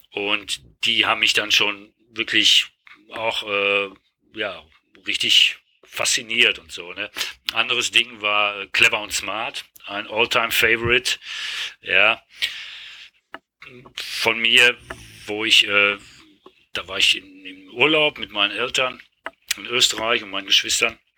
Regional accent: Hagen, North Rhine-Westphalia, Germany; Also ich bin, äh, ursprünglich komme ich aus Hagen und nicht aus Oberhausen.

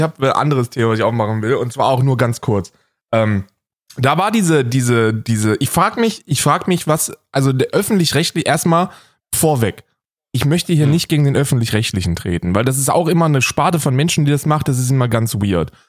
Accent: West Germany, Germany; bei uns im Westen

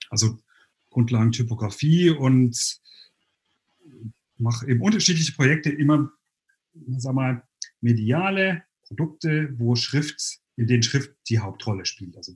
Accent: Sinsheim, Baden-Württemberg, Germany; now in Berlin, Germany; also ich komme eigentlich aus

